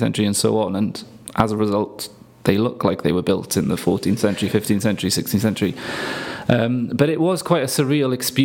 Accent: Swansea, Wales, United Kingdom; moved away as an adult; I didn't hear a huge amount of Welsh being spoken growing up in Swansea

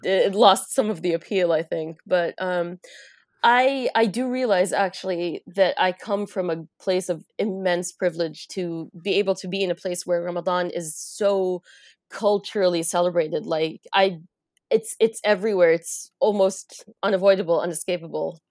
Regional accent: United States; now in Riyadh, Saudi Arabia; I was born and raised in the United States

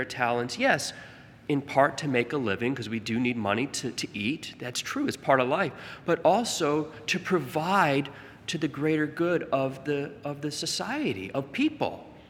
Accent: Staten Island, New York, United States; born there; I was born in Staten Island. You gotta have bridges.

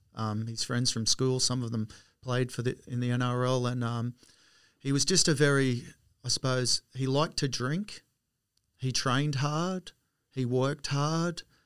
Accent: Wollongong, New South Wales, Australia; moved away; I was born in Wollongong in seventy-three and, um, lived in w, Reservoir Road at Port Kembla. So that was my first home there till I was about five

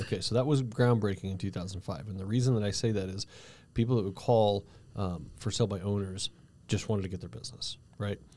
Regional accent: Cañon City, Colorado, United States; I grew up in Canyon City

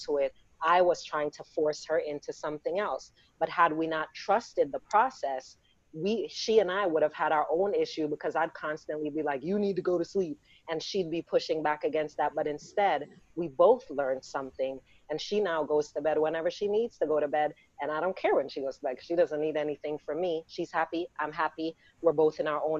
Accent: Jamaica; we're Black and we're Jamaican

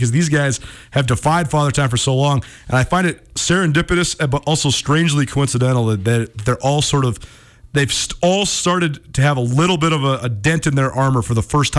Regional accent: California, United States; You're from Detroit. I'm from Cali.

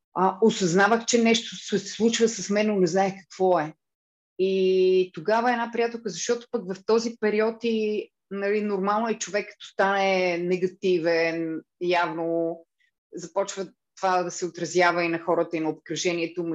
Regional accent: Blagoevgrad, Blagoevgrad Province, Bulgaria; also born or lived in Cyprus / Lozenets; аз съм от Благоевград

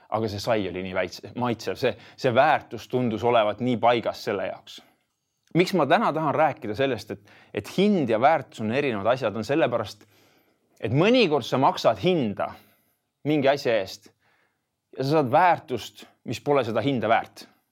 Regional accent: Tartu, Tartu County, Estonia; ma olen äh, põline tartlane, kui nii võib öelda ja olen, olen elanud selles linnas siis Tartus äh, nelikümmend kolm aastat

